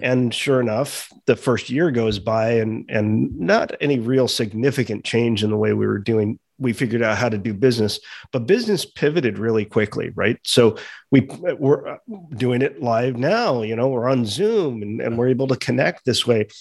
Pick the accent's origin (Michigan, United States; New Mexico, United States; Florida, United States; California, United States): California, United States; Los Angeles; I grew up in Los Angeles in kind of a, a Hollywood family